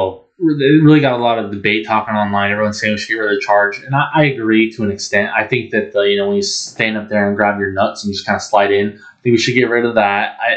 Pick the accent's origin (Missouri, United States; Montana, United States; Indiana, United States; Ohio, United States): Montana, United States; moved away; I'm from Montana. I don't live there now, but I might move back.